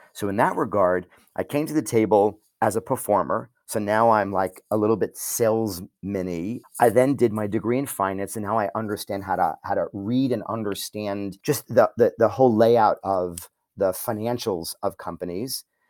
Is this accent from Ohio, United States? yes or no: no; New York, United States; I'm a New Yorker